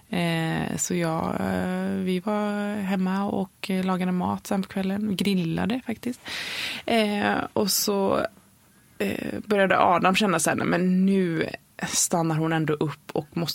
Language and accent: Swedish; Varberg, Halland County, Sweden; born there; och då, vi är födda i Varberg. Eh, vi bor ju mellan, eh, nu när vi bor i huset så bor vi mellan eh, Göteborg och Varberg.